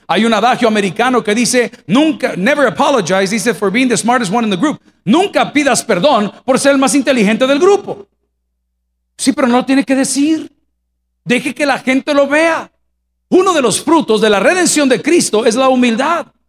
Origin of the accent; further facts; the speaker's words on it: El Salvador; yo me crié en un hogar cristiano y me mandaron a colegios católicos porque en El Salvador en mi época no habían colegios